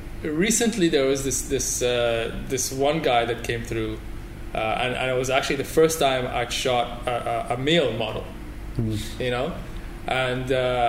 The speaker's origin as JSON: {"language": "English", "town": "Toronto", "region": "Ontario", "country": "Canada", "tie": "born or raised there", "moved": "yes", "lives_now": "Dubai, United Arab Emirates", "said": "I grew up in Toronto."}